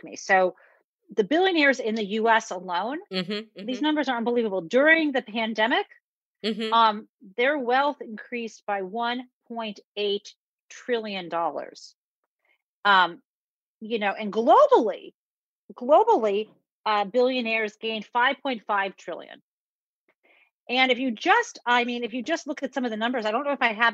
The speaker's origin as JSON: {"language": "English", "region": "Midwest", "country": "United States", "tie": "born or raised there", "said": "I grew up in the Midwest"}